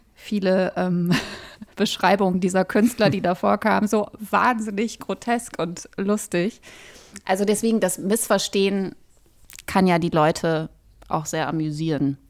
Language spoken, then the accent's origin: German; Ruhr area, North Rhine-Westphalia, Germany; Wir sind beide im Ruhrgebiet groß geworden